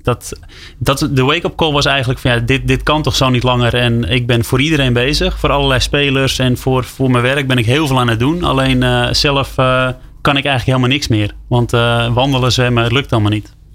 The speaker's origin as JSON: {"language": "Dutch", "area": "West Friesland", "region": "North Holland", "country": "Netherlands", "said": "Ik kom uit West-Friesland, ergens in eh, Noord-Holland."}